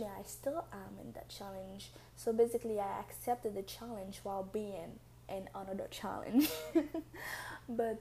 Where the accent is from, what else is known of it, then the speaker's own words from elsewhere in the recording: Haiti; English is a second language; now in Tokyo, Japan; I have a very thick accent. That's because I'm from Haiti, and English is like my third language.